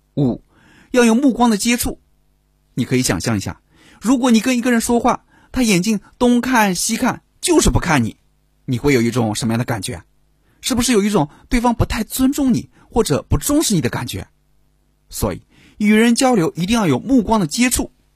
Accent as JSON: {"language": "Chinese", "country": "China", "said": "我们中国人"}